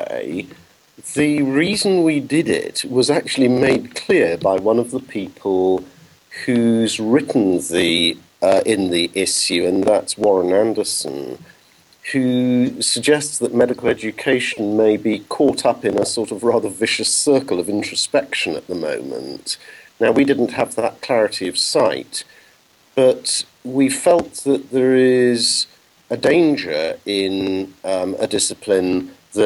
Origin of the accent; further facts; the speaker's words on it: England, United Kingdom; moved away as an adult; now in Netherlands; you can tell from my accent that that's not where I was born, and I'm English.